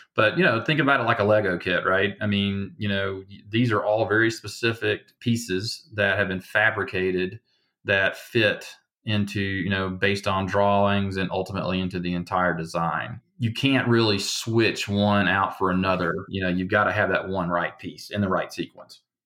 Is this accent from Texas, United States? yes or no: no; Alabama, United States; now in Denver, United States; you probably hear the accent, right? I'm from Alabama